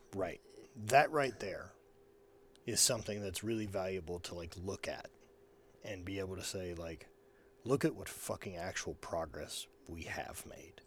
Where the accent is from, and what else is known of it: the South, United States; born or raised there; moved away